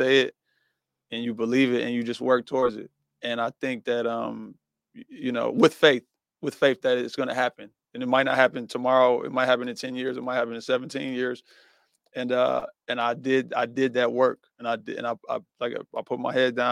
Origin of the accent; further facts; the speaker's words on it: Pontiac, Michigan, United States; we from Pontiac